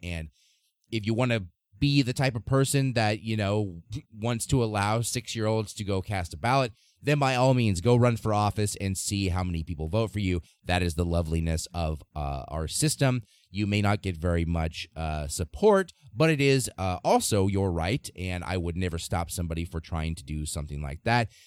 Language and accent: English; Nebraska, United States; my home state of Nebraska